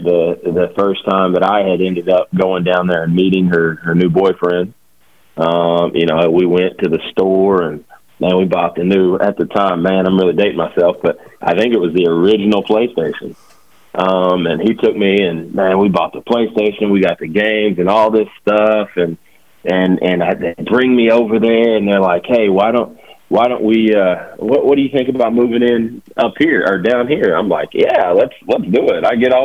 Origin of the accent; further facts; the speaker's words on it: Rose Pine, Louisiana, United States; also born or lived in DeRidder, Louisiana / Lake Charles, Louisiana; I was born in DeRidder. I lived in Rose Pine, Louisiana for, probably 10, 11 years growing up